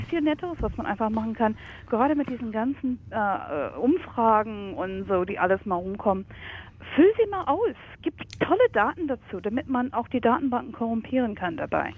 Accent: United States; now in Germany; ich komme ursprünglich aus den USA

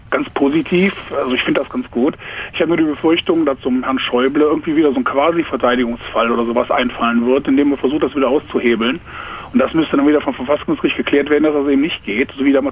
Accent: Leichlingen, North Rhine-Westphalia, Germany; Aus Leichlingen, das liegt in Nordrhein-Westfalen.

